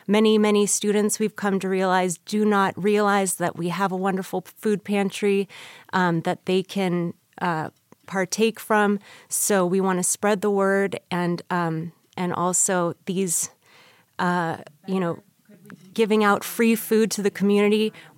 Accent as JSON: {"language": "English", "region": "California", "country": "United States", "lives_now": "Las Vegas, United States", "said": "So, we're actually new to UNLV. We are transplants from California, enjoying the program so much."}